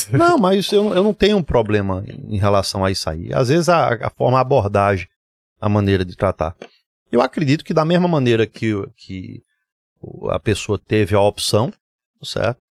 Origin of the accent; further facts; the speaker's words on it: Recife, Pernambuco, Brazil; also born or lived in Garanhuns; eu nasci em Garanhuns, vim para Recife. Minha vida foi muito entre Garanhuns e Recife. Uh, nos mudamos para cá em final de 1977. Eu tinha quatro, cinco, ia fazer cinco anos de idade